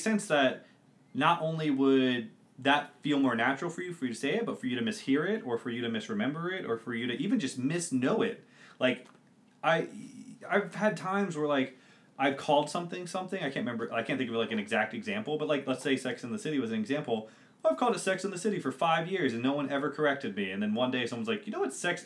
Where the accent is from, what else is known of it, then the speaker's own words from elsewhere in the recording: United States; as an American